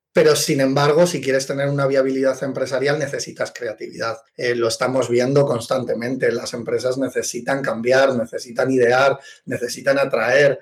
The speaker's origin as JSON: {"language": "Spanish", "town": "Madrid", "region": "Community of Madrid", "country": "Spain", "said": "Yo soy de Madrid y estudié en el Instituto Europeo de Design una beca al mérito"}